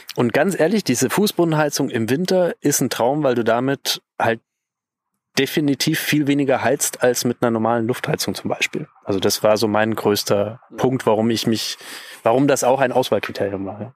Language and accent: German; Bavaria, Germany; bei uns in Bayern